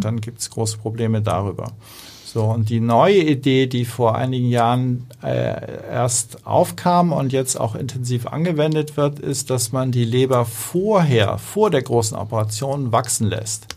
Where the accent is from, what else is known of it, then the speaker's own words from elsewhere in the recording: Hamburg, Germany; ich bin, bin eigentlich ein Hamburger Jung